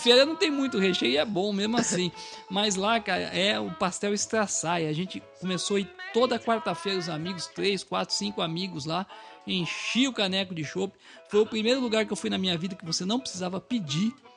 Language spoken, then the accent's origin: Portuguese; São Paulo, Brazil; bom paulistano